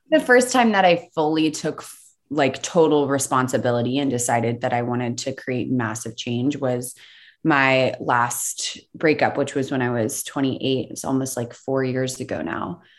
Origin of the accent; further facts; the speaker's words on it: the South, United States; I grew up in the South